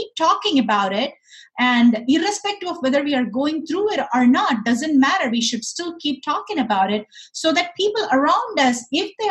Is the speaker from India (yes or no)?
yes; India; moved away; I grew up in India. Growing up in India, I was surrounded by people